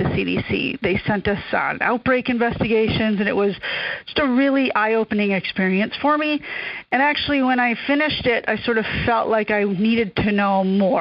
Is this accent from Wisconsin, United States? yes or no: yes; Wisconsin, United States; moved away as an adult; also born or lived in Utah / Anchorage, Alaska; now in Alaska, United States; My first degree was from my home state, which is Wisconsin.